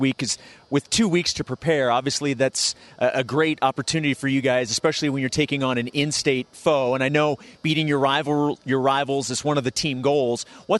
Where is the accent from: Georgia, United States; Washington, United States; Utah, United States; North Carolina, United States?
Utah, United States; Kearns; We are also proud graduates of Kearns High School.